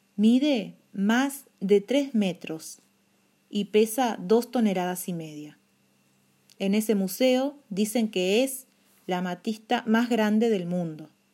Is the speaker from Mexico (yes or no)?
no; Uruguay; eso nos llena de orgullo como uruguayos.